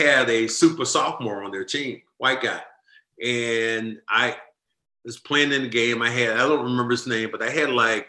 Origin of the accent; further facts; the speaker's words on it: Kinston, North Carolina, United States; moved away as an adult; now in Boston, United States; my hometown